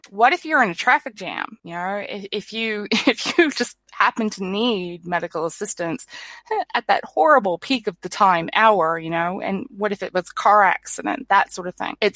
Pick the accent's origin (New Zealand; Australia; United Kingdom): New Zealand; I've noticed that a lot of people in my home country, which at the moment we're um, in New Zealand, it's summer.